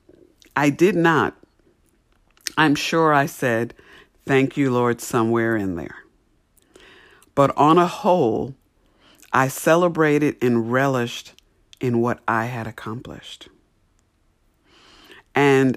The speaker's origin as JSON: {"language": "English", "region": "New York", "country": "United States", "tie": "born or raised there", "said": "I grew up in New York"}